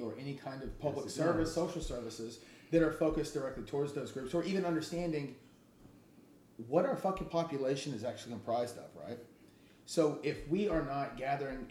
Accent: the South, United States; being from the South

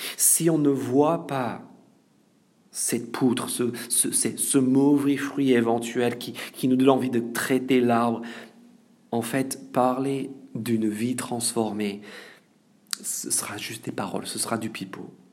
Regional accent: France; en tant que Français

